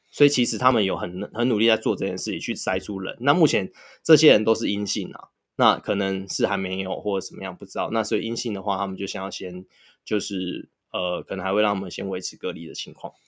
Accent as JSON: {"language": "Chinese", "region": "Taoyuan", "country": "Taiwan", "said": "我们桃园人"}